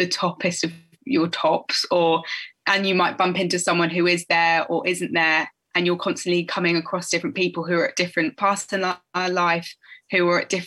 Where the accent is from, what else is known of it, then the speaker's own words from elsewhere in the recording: Canterbury, South East England, United Kingdom; moved away as an adult; also born or lived in Portsmouth; I'm born in Canterbury